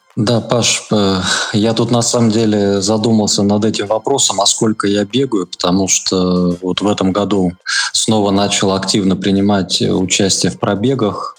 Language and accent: Russian; Lipetsk Oblast, Russia; moved away as an adult; also born or lived in Saint Petersburg; я родом из Липецкой области